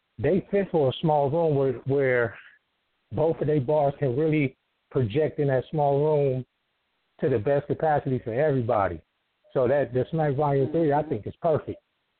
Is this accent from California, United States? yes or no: yes; Los Angeles, California, United States; And I'm from the West. I'm from South Central.